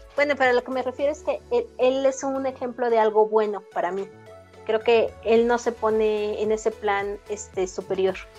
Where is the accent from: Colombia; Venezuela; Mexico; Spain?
Mexico